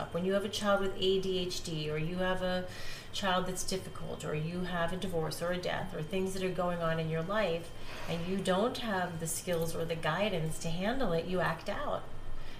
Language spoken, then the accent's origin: English; Spain; moved away; I grew up in Spain